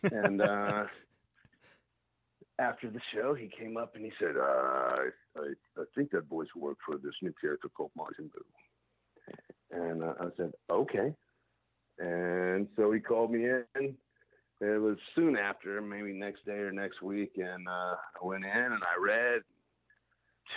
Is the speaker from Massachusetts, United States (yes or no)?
no; Shreveport, Louisiana, United States; moved away as an adult; also born or lived in Dallas; my dad had worked for an ad agency in Shreveport when I was growing up